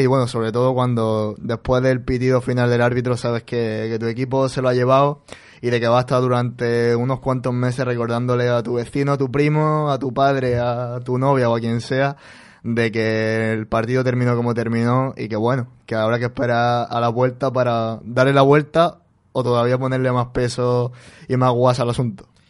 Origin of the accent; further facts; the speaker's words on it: Úbeda, Andalusia, Spain; el equipo de mi pueblo, en el Úbeda Club de Fútbol